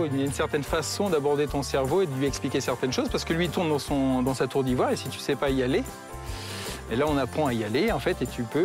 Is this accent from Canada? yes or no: no; France; moi je suis venu de France